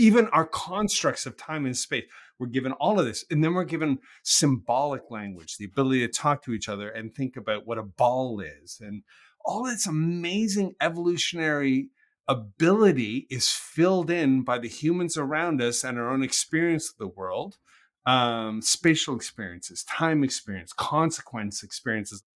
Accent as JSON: {"language": "English", "country": "Canada", "said": "I'm a Canadian."}